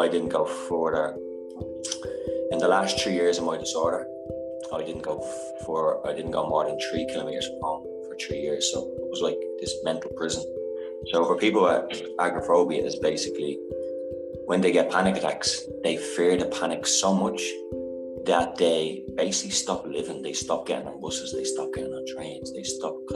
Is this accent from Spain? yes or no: no; Dublin, Leinster, Ireland; moved away as an adult; now in Paris, France; I'm from Dublin, Ireland, and I'm currently living in Paris